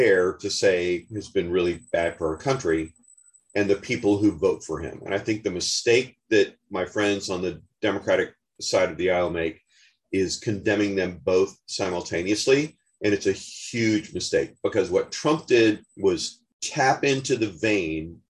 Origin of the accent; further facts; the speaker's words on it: Denver, Colorado, United States; I'm from Denver, Colorado